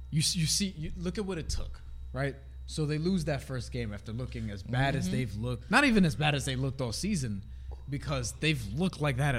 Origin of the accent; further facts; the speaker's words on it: New York City, New York, United States; we're from New York. We're from a city where people will talk